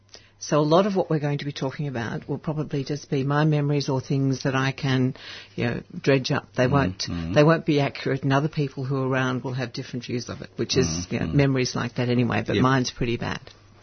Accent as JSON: {"language": "English", "town": "Canterbury", "region": "Victoria", "country": "Australia", "tie": "born there", "said": "I was born in Canterbury in the eastern suburbs."}